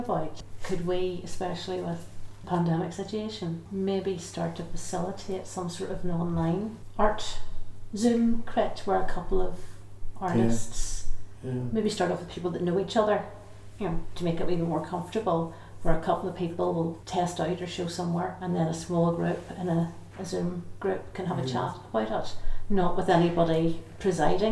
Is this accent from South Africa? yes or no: no; Belfast, Northern Ireland, United Kingdom; I'm from Belfast